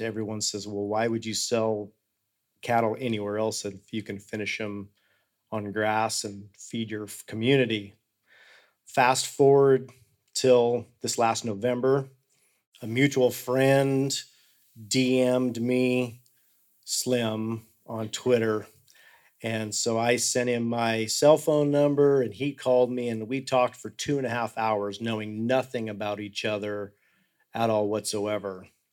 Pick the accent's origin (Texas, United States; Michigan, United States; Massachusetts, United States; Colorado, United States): Colorado, United States; Hotchkiss; I was born and raised in Hotchkiss, Colorado, which is in the same county that I live right now.